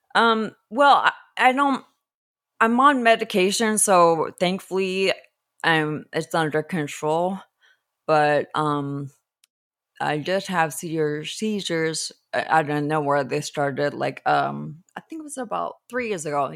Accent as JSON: {"language": "English", "town": "Los Angeles", "region": "California", "country": "United States", "tie": "born or raised there", "said": "I was raised in Los Angeles"}